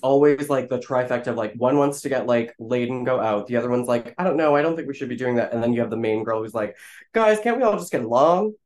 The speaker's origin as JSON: {"language": "English", "region": "Florida", "country": "United States", "said": "I'm from Florida"}